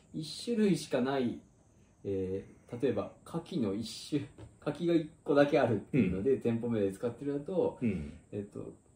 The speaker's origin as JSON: {"language": "Japanese", "region": "Nara", "country": "Japan", "tie": "born or raised there", "moved": "yes", "lives_now": "Tokyo, Japan", "said": "自分が奈良県生まれだっていうことはなんかもう変えられないというか、うん、でそこは絶対自分のなんていうか人格に、うん人格形成に影響してる"}